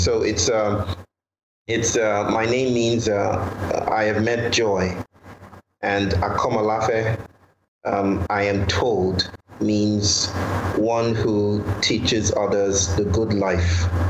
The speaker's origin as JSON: {"language": "English", "country": "Nigeria", "lives_now": "India", "said": "I'm from Nigeria. I now live in India."}